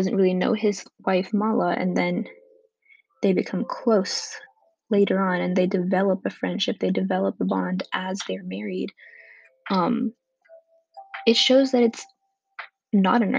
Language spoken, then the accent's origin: English; India; also born or lived in California, United States; now in United States; although I lived in India for the bulk of my childhood, I was born in America. I was born in California, went to elementary school here before moving there.